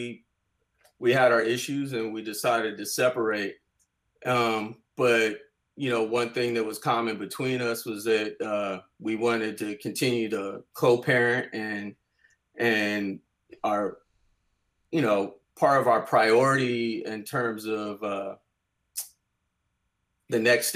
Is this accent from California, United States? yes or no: yes; Bay Area, California, United States; growing up in the Bay Area